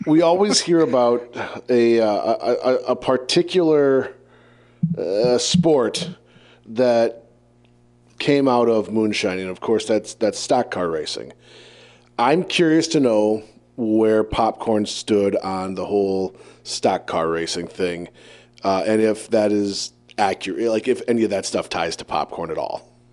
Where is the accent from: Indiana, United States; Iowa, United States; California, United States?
Iowa, United States; Decorah; my hometown of Decorah